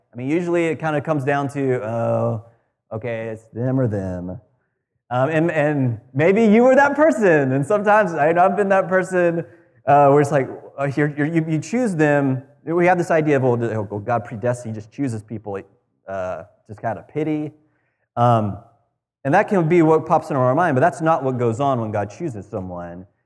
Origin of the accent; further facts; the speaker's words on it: United States; as an American